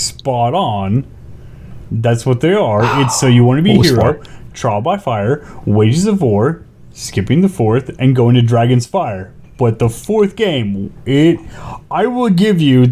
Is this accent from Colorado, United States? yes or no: no; California, United States; I grew up in California